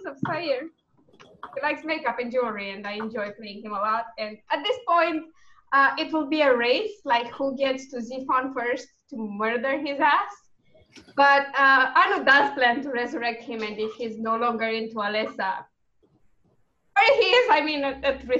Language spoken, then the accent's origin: English; Romania; I'm a gnome from Romania, apparently